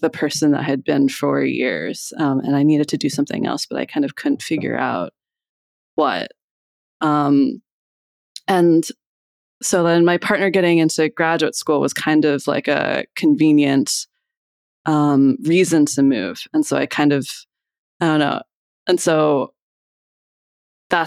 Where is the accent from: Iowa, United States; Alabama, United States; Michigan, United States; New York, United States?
Iowa, United States; moved away as an adult; also born or lived in Boston; now in Philadelphia, United States; I grew up in Iowa and then I moved here to go to college.